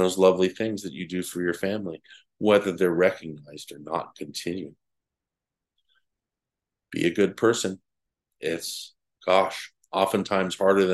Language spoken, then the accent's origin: English; United States